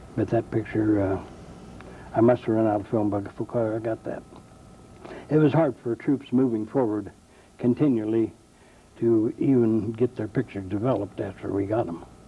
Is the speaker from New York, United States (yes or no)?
no; Union City, Indiana, United States; I was born in Union City, Ohio, and under a year old, I was moved to Union City, Indiana with my parents, and I've been a lifelong resident of Union City, Indiana